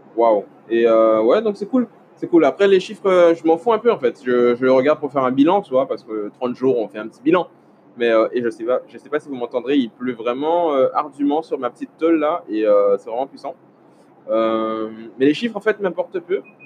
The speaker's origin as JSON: {"language": "French", "town": "Le Lamentin", "country": "Martinique", "tie": "born or raised there", "said": "chez moi au Lamentin"}